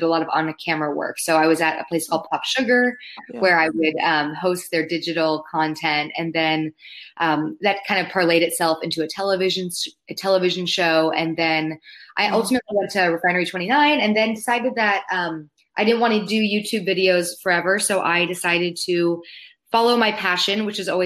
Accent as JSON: {"language": "English", "town": "Palos Verdes", "region": "California", "country": "United States", "tie": "born or raised there", "moved": "yes", "said": "I grew up in Southern California with the ocean as my backyard, which I now realize I took for granted because I don't live next to the ocean anymore. But growing up, I grew up in a place called Palos Verdes."}